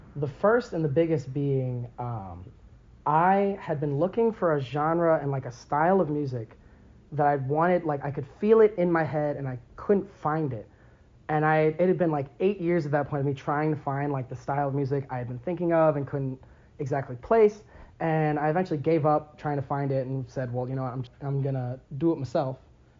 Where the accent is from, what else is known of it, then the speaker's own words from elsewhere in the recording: Lansing, Michigan, United States; I'm 21 years old, and I'm from Lansing, Michigan